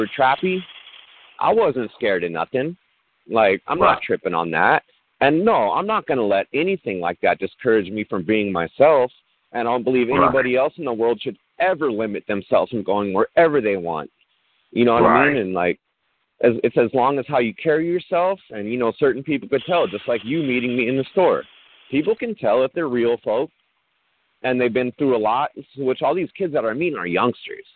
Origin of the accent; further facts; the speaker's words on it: Long Beach, California, United States; I grew up in Long Beach.